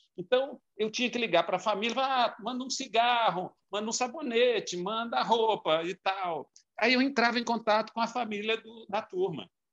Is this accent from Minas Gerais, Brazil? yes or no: yes; João Monlevade, Minas Gerais, Brazil; moved away as an adult; Eu nasci em João Monlevade